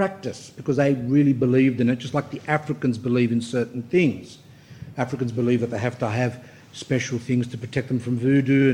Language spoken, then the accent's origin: English; Australia; I'm Australian born